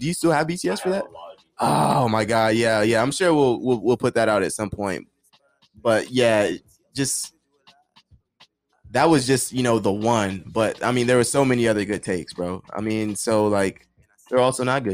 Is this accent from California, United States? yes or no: no; Las Vegas, Nevada, United States; I'm born and raised in Vegas